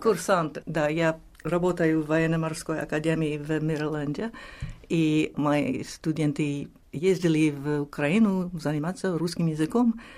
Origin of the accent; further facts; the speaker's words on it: New York, United States; Russian is a second language; А мы выросли в Нью-Йорке